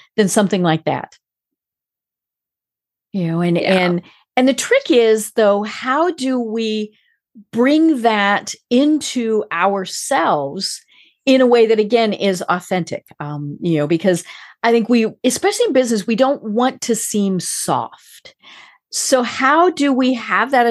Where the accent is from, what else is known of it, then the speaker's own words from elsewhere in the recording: United States; I'm American, I'm as American